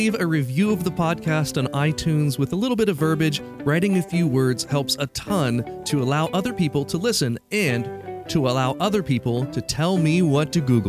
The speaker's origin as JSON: {"language": "English", "region": "Midwest", "country": "United States", "said": "As a Midwesterner"}